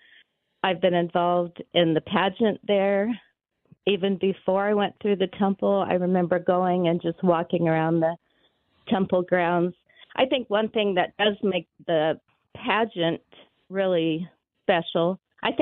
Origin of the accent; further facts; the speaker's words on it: Mesa, Arizona, United States; also born or lived in Florida; I moved to Mesa from Florida when I was 9 years old.